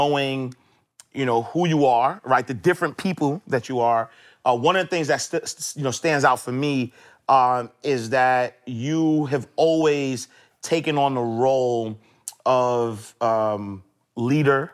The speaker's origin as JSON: {"language": "English", "town": "New York City", "region": "New York", "country": "United States", "tie": "born or raised there", "said": "growing up in Harlem, I didn't have role models"}